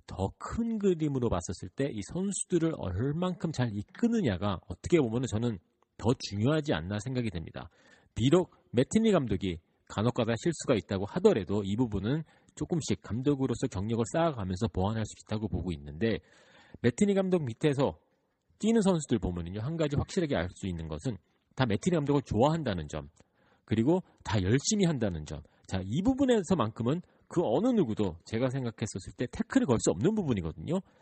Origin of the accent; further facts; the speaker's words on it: New York, United States; 저는 뉴욕에서 자라왔기 때문에